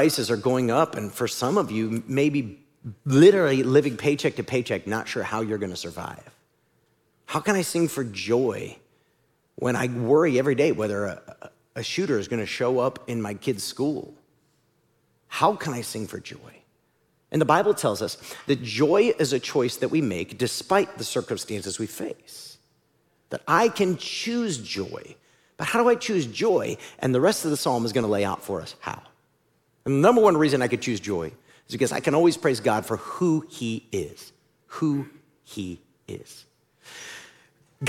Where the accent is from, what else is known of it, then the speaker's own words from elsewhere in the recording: Ohio, United States; moved away; growing up in Ohio.